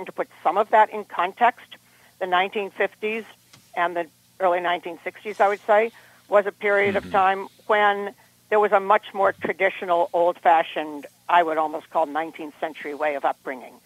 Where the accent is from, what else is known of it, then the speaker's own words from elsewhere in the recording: Cambridge, Still River, Massachusetts, United States; There was a point in time when we moved from Cambridge up to Still River